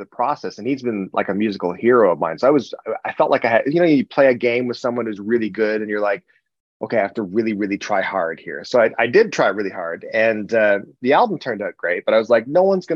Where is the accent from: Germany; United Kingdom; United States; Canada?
Canada; as a Canadian